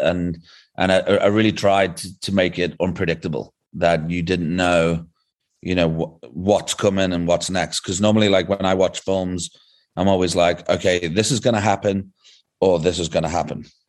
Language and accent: English; England, United Kingdom; moved away as an adult; now in South Africa; originally I'm from England, but the past fourteen years I've been living in South Africa